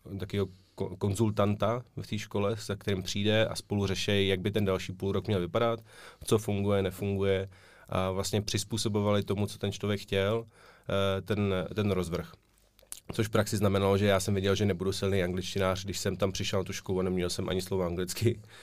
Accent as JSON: {"language": "Czech", "region": "Prague", "country": "Czechia", "tie": "born or raised there", "said": "oba jsme rozený Pražáci"}